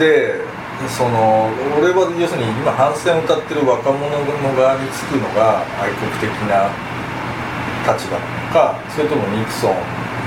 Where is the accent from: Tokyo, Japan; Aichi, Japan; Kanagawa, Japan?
Tokyo, Japan; 東京人として